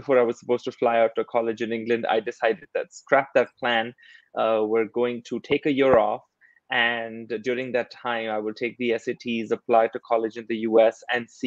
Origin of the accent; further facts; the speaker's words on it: India; moved away as an adult; I grew up in India